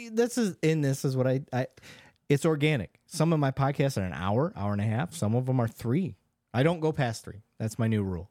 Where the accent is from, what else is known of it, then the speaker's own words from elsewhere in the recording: Michigan, United States; I grew up in Michigan